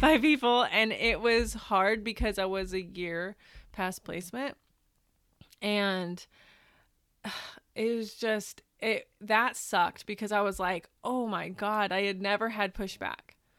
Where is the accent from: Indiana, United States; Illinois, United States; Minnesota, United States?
Indiana, United States; Northern; now in Los Angeles, United States; I'm originally from the Midwest. I'm from Northern Indiana.